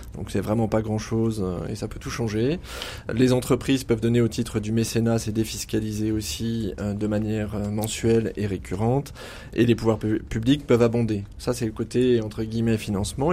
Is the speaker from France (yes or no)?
yes; Auvergne-Rhône-Alpes, France; On est auvergnat d'origine